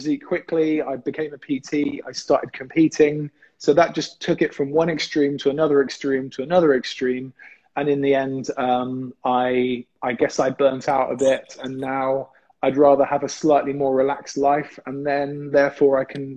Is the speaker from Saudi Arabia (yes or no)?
no; England, United Kingdom; I was the only English guy there